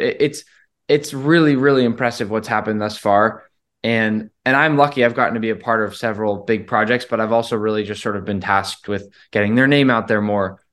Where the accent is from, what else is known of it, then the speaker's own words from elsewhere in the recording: Rhode Island, United States; now in Boston, United States; I grew up in Rhode Island, and I've been in Boston for so long.